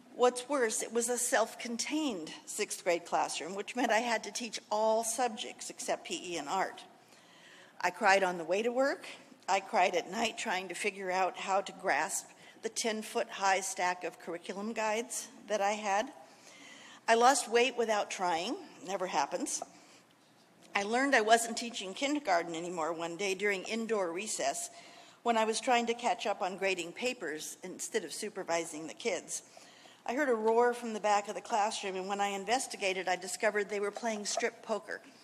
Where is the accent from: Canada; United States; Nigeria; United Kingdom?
United States; California; moved away as an adult; also born or lived in Washington, D.C. / Maryland; growing up in California